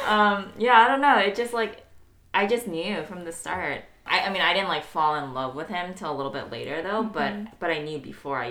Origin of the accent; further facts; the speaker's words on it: United States; And I tell them, no, I'm an American.